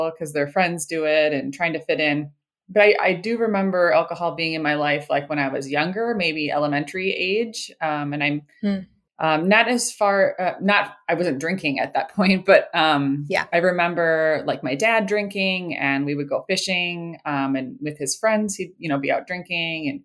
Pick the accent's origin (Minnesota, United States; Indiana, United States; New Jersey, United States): Minnesota, United States; I live in Minnesota. I've been born and raised in Minnesota